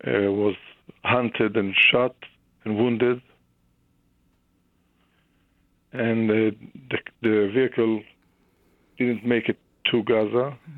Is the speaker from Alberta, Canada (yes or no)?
no; Regina, Saskatchewan, Canada; You know, Canada, I grew up, I was born in Regina, Saskatchewan.